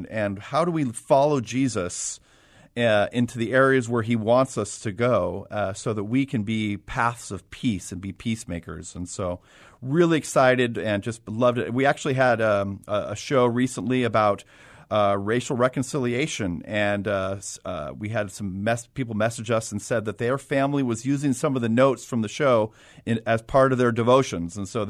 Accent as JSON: {"language": "English", "region": "Southern California", "country": "United States", "moved": "yes", "said": "I am also from Southern California."}